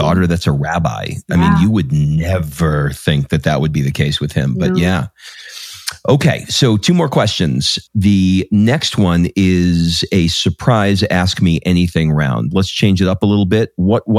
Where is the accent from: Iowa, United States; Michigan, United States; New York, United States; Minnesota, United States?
New York, United States; I used to listen to him on the AM radio because I grew up in New York, and he had a radio show on WNBC.